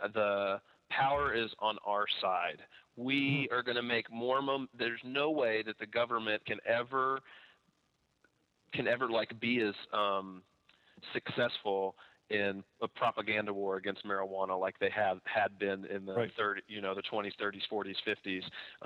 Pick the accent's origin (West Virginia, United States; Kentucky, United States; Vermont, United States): Kentucky, United States; I'm from Kentucky